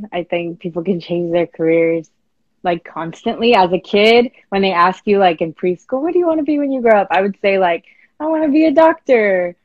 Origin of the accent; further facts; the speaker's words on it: West Covina, California, United States; I grew up in West Covina. I'm a San Gabriel Valley girl. I've been here my whole life.